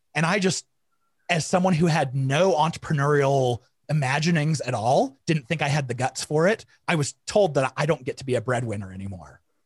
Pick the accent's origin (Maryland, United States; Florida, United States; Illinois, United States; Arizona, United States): Arizona, United States; I grew up in Arizona in the hot, hot summers